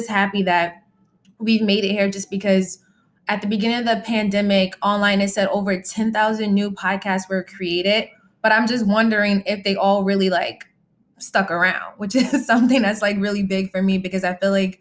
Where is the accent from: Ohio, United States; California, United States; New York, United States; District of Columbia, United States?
New York, United States; Freeport; I'm from Freeport